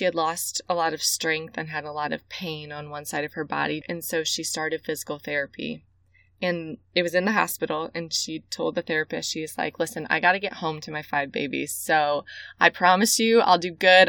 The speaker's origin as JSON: {"language": "English", "region": "Central Illinois", "country": "United States", "tie": "born or raised there", "said": "I grew up in Central Illinois, and I grew up in a great, loving Christian home."}